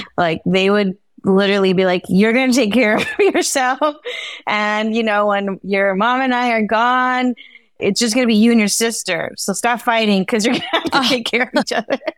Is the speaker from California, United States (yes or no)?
yes; Bay Area, California, United States; my family's from El Salvador, so I was born here in the Bay Area